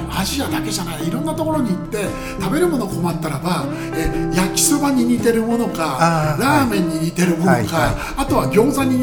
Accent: Shizuoka, Japan; えっと、出身って僕は静岡な

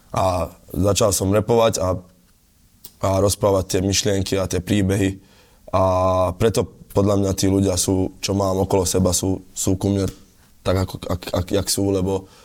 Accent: Galanta, Trnava Region, Slovakia; Ale u, u, u nás v Galante to ne, nebola žiadna novinka, lebo inak my sme furt to spávali, to fratelo

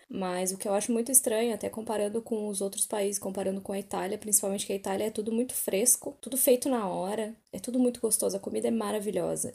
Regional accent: Brazil; now in London, United Kingdom; eu sou brasileira

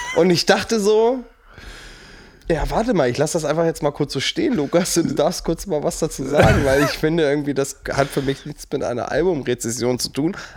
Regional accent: Burgdorf, Lower Saxony, Germany; ich komme aus Burgdorf, das liegt so zwischen Celle und Hannover

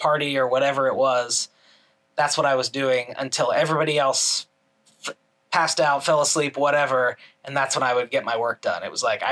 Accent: Orlando, Florida, United States; moved away as an adult; also born or lived in Illinois; now in New York City, United States; I grew up mostly in Florida, went to university in Florida

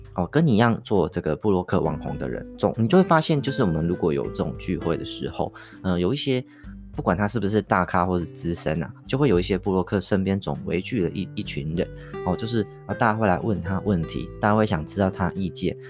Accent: Taiwan; 我们台湾人

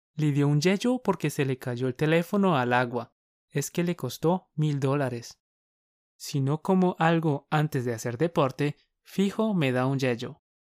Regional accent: Colombia; Somos dos profes colombianos

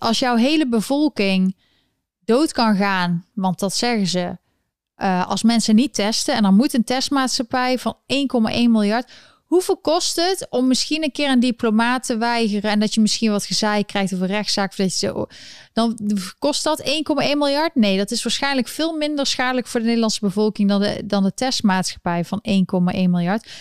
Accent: Eindhoven, North Brabant, Netherlands; moved away as an adult; now in New York, United States; ik kom uit Eindhoven

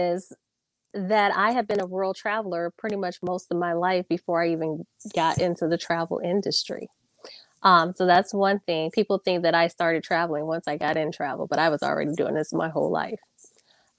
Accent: Sycamore, Illinois, United States; I grew up in a small town called Sycamore, Illinois, and I pretty much have lived all over Illinois

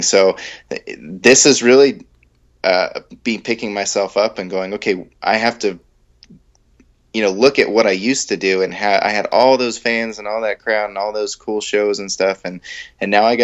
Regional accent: San Diego, California, United States; moved away as an adult; also born or lived in near San Francisco/Sacramento, California; now in near Sacramento, United States; I'm from San Diego. So I'm originally from San Diego

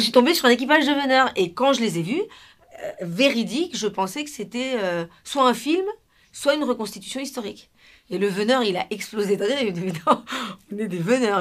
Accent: Peru; now in France; Quand on a grandi en Amérique du Sud, au Pérou, dans les Andes

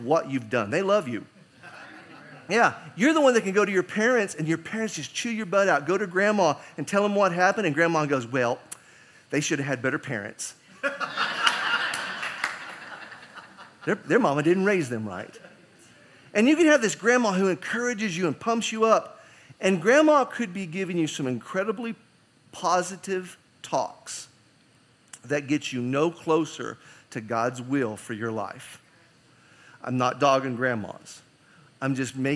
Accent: United States; being an American

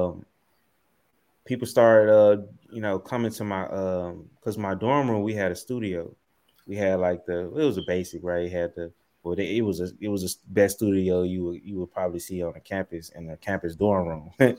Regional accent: Memphis, Tennessee, United States; also born or lived in Southaven, Mississippi; I grew up in uh, Southeast Memphis, uh, right off of Shelby Drive, Tullahoma Road

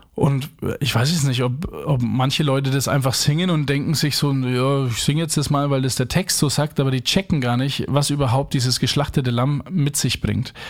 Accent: Franconia, Bavaria, Germany; accent: Franconian; Erstens bin ich Franke in Neubrandenburg, da spricht ja keine Sau Fränkisch

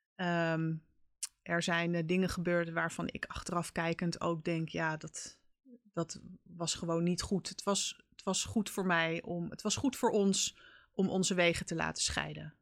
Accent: Haarlem, North Holland, Netherlands; also born or lived in Amsterdam; Ik ben eh, geboren en getogen in Haarlem

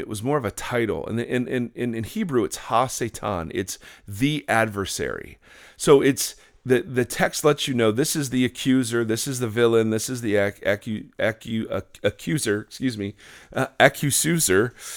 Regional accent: Midwest, United States; as white kids growing up in the Midwest

